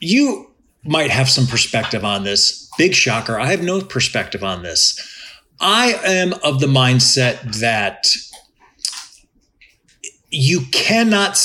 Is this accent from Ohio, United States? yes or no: yes; Cleveland, Ohio, United States; I'm from Cleveland